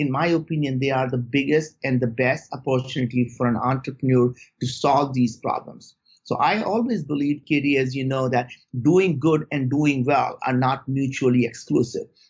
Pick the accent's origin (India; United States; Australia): India; moved away; growing up in India